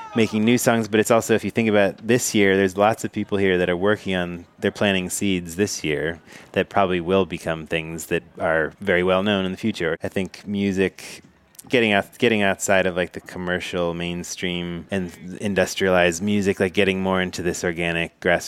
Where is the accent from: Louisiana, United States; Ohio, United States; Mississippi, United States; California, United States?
Ohio, United States; Cincinnati; I'm from Cincinnati, Ohio, and I was born in 1976